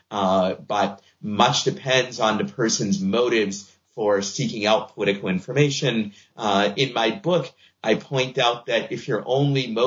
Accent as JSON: {"language": "English", "town": "Boston", "region": "Massachusetts", "country": "United States", "tie": "born or raised there", "said": "I'm a Red Sox fan because I grew up in Boston"}